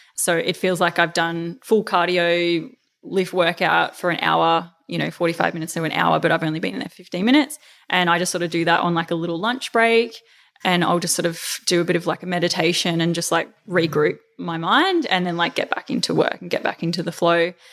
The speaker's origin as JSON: {"language": "English", "town": "Melbourne", "region": "Victoria", "country": "Australia", "tie": "born or raised there", "also_born_or_lived": "Queensland", "moved": "as an adult", "said": "back in my hometown"}